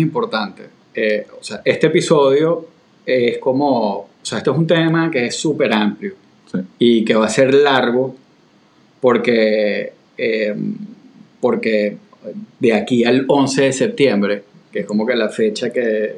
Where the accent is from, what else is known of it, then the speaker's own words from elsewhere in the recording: Venezuela; now in Florida, United States; para un venezolano